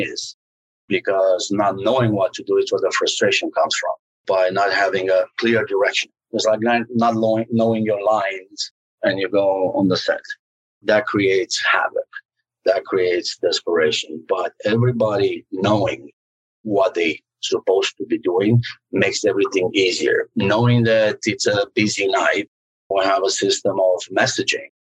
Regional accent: Romania; now in United States; growing up in Romania was not as fun as somebody might think it was

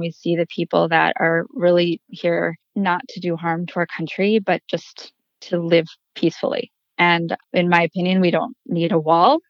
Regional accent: Madison, Wisconsin, United States; moved away as an adult; now in El Paso, United States; I'm originally from Madison, Wisconsin

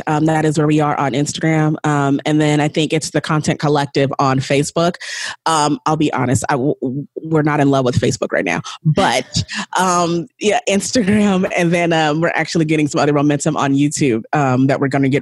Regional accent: San Bernardino, California, United States; I grew up in San Bernardino in the hood with like my siblings and my white stepfather.

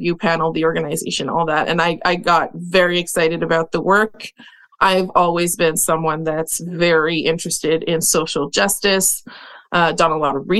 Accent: Montreal, Quebec, Canada; I'm originally from Montreal

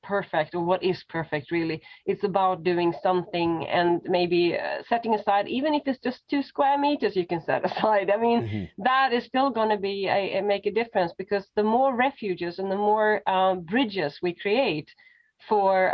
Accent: Sweden; now in Berlin, Germany; I grew up in Sweden, so we learned a lot about nature in school and kindergarten and so on.

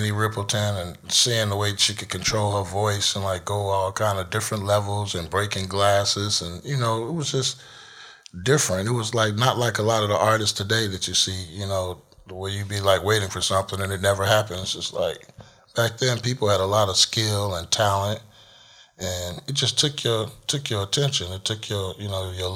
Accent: Chicago, Illinois, United States; in Chicago growing up, it was like a pretty cool place

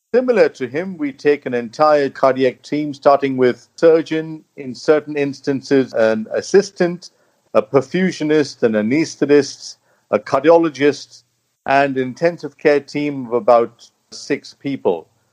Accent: India; moved away as an adult; now in United Kingdom; I'm British Indian, and I spent the first couple of decades in my life in India where I became a doctor and also did my early training.

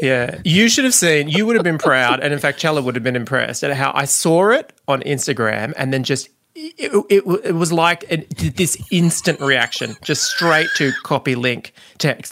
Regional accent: England, United Kingdom; I'm 23 from England

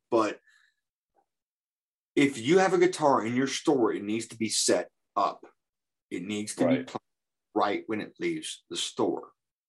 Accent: Indiana, United States; I'm from Indiana.

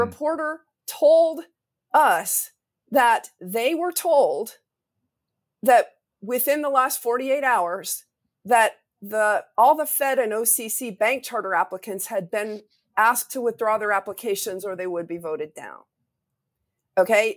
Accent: Wyoming, United States; my home state of Wyoming

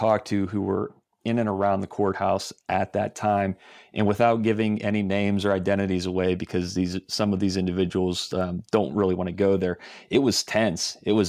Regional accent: Johnstown, Pennsylvania, United States; I grew up in Johnstown area of Cambria County, and then after college started in the newspaper business in Somerset County, which is an adjacent county, just south of there.

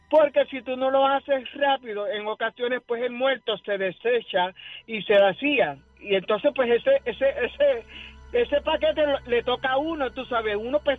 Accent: Guaynabo, Puerto Rico; Ah, soy, ok, eh … soy de aquí de Guaynabo.

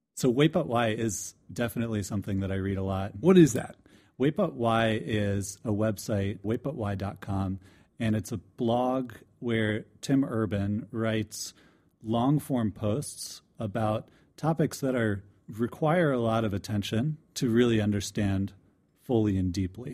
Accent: DeLand, Florida, United States; moved away; I'm from DeLand, Florida

